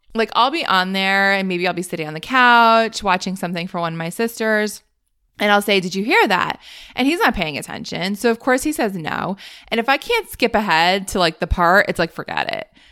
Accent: Northeast, United States; I grew up in the Northeast, which I think must go back to school later than anyone else.

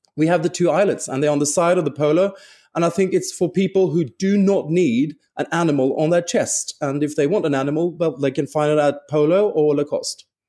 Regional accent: Stockholm, Stockholm County, Sweden; moved away; also born or lived in London / Paris; I'm from Stockholm

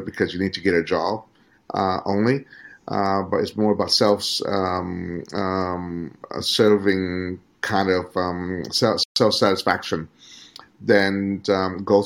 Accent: Australia; moved away as an adult; now in Vietnam; to be educated under the Australian system

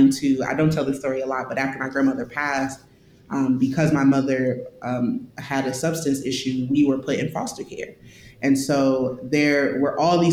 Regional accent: St. Louis, Missouri, United States; I grew up in St. Louis. I'm from St. Louis. I was born here

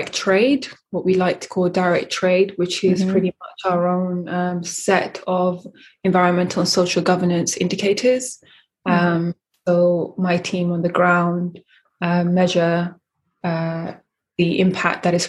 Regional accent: London, United Kingdom; also born or lived in Eritrea / Sudan; I was born in Eritrea. I lived in Sudan for 9 years and then I grew up in London, Northwest London.

